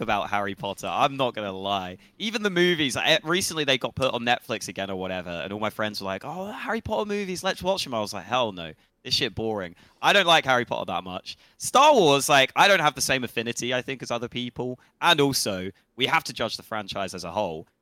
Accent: England, United Kingdom; we're just English. English as they come

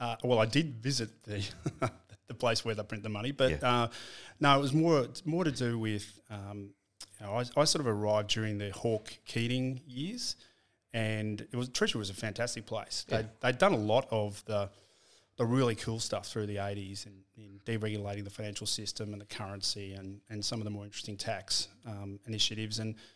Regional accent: Shepparton, Victoria, Australia; I was born in Shepparton.

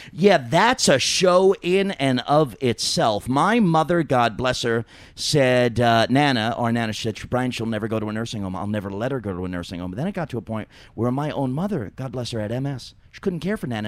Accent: New York, United States; I grew up in New York

